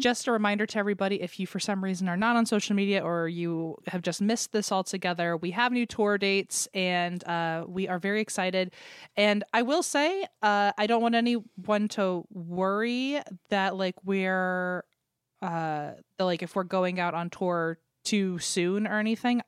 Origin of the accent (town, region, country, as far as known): Richmond, Virginia, United States; born or raised there; moved away